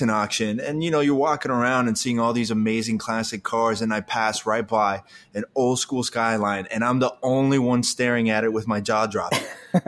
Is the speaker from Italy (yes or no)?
yes; Italy; I was born in Italy